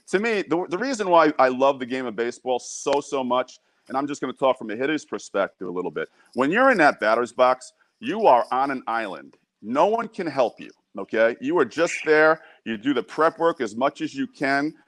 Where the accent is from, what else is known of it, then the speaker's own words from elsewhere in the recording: New York, United States; I'm from New York